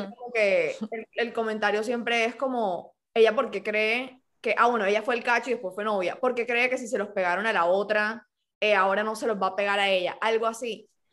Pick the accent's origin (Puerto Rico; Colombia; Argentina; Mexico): Colombia; Cartagena, Bolívar; Yo me crié en Cartagena